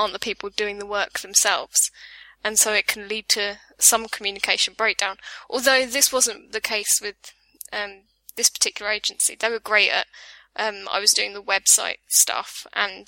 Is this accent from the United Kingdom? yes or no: yes; England, United Kingdom; accent: southern British; also born or lived in Reigate; now in Brighton, United Kingdom; I have a southern British accent